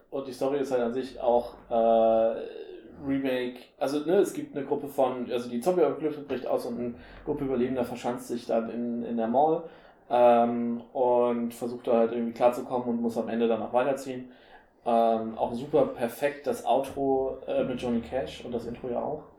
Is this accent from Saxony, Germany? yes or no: no; Henstedt-Ulzburg, Schleswig-Holstein, Germany; bei uns in Ulzburg